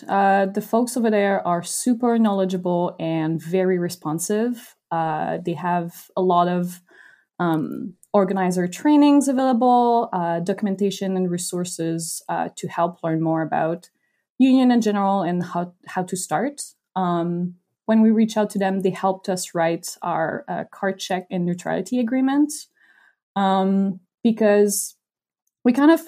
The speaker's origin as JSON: {"language": "English", "country": "Canada", "said": "As a Canadian, I had no idea who that person is."}